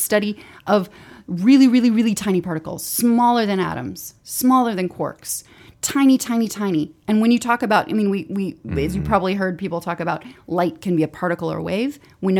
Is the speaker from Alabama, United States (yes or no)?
yes; Northport, Alabama, United States; So I'm from Northport, Alabama, which is right outside Tuscaloosa.